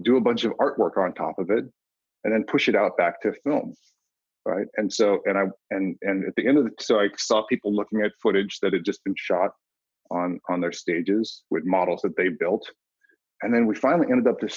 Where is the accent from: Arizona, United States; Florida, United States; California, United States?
California, United States; Cupertino; I grew up in Cupertino, California